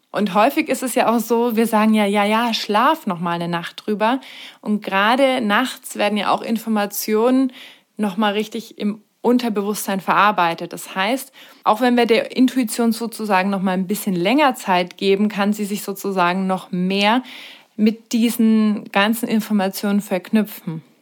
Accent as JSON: {"language": "German", "country": "Germany", "said": "bei uns in Deutschland"}